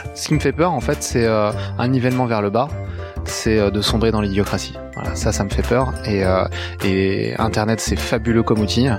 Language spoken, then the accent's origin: French; Brittany, France; je suis breton